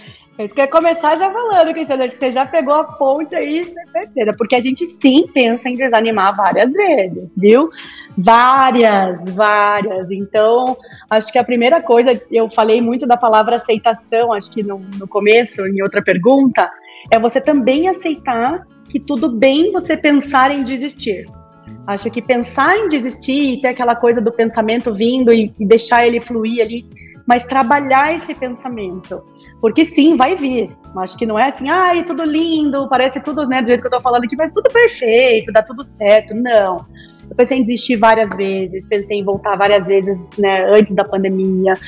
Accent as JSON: {"language": "Portuguese", "country": "Brazil", "also_born_or_lived": "United States / England", "moved": "as an adult", "said": "como brasileira"}